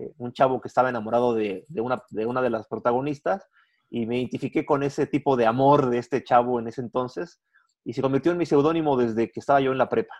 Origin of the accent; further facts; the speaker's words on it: Mexico; Yo no soy mexicano nomás el 15 de septiembre, yo soy mexicano